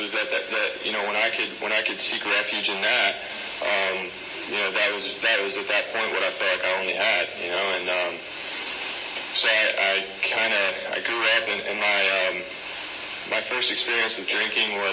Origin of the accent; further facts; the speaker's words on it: Kentucky, United States; now in Encinitas, United States; I'm originally from Kentucky. I was raised with three older sisters in a house